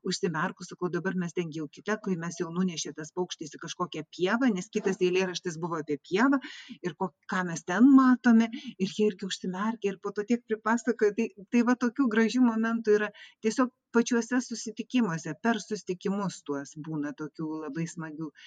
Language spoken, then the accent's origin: Lithuanian; Vilnius, Vilnius County, Lithuania; moved away as an adult; now in Klaipėda, Lithuania; mano gimtasis miestas yra vilnius ir aš čia būtent jau po atvažiavau tiktai dvidešimt penkerių metų į klaipėdą tai vat jau dabar daug ilgiau gyvenu klaipėdoje negu vilniuje